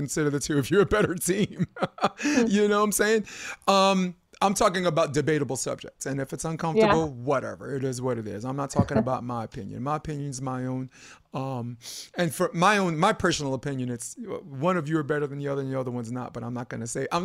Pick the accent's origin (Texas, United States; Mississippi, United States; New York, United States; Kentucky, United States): New York, United States; New York City; also born or lived in Harlem, New York; I'm born and raised there, Brooklyn